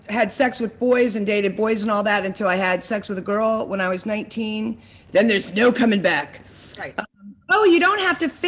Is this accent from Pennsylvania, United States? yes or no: yes; Lancaster County, Pennsylvania, United States; moved away; also born or lived in Secaucus, New Jersey; I'm from Amish County, Amish country, Lancaster County, Pennsylvania.